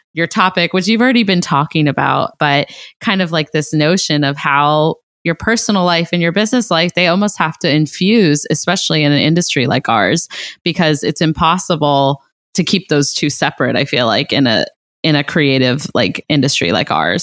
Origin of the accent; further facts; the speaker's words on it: Ohio, United States; I'm from Ohio